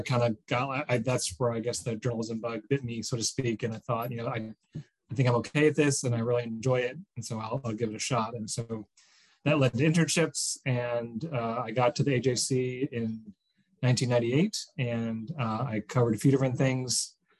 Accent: outside of Chicago, Illinois, United States; moved away as an adult; also born or lived in Michigan; now in Atlanta, United States; I grew up outside of Chicago.

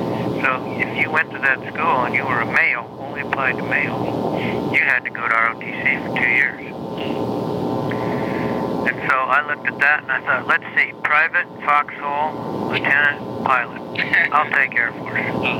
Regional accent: Nebraska, United States; I'm from Nebraska.

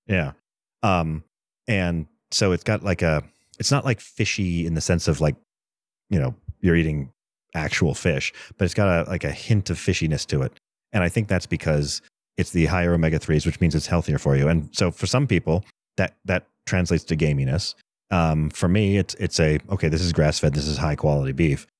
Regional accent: East Coast, United States; now in Colorado, United States; I grew up on the East Coast

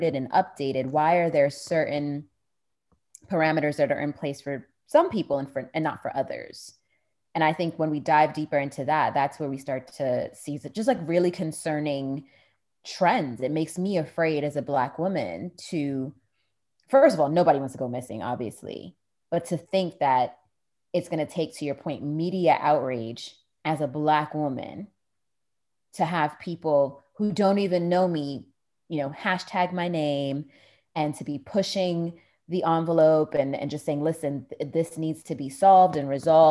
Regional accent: New York, United States; my childhood growing up in New York

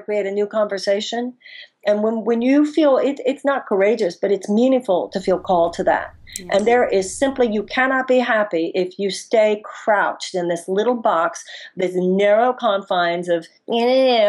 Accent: United States; as American women

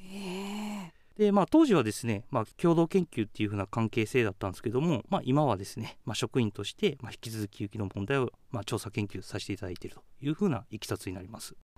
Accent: Kakogawa, Hyogo, Japan; moved away as an adult; also born or lived in Iwamizawa, Hokkaido; now in Hokkaido, Japan; 僕は兵庫県鹿児川市の出身です

